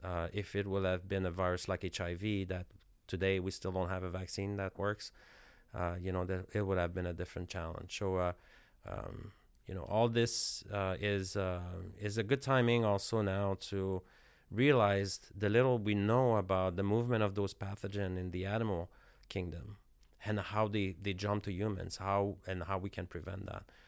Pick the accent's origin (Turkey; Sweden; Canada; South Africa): Canada; moved away as an adult; I'm from Canada, so I'm from a cold, cold climate.